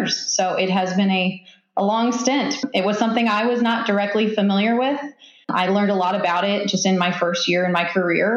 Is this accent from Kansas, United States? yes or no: yes; Kansas, United States; moved away as an adult; now in Tulsa, United States; I am from Kansas originally